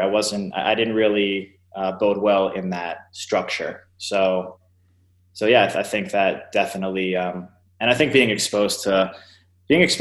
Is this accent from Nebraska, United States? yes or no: no; East Meadow, New York, United States; I grew up in Long Island, New York, pretty middle class, blue collar suburb called East Meadow.